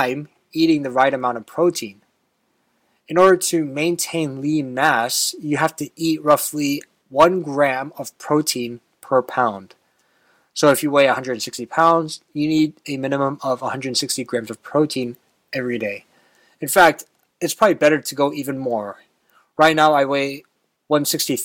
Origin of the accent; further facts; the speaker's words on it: Texas, United States; Growing up in Texas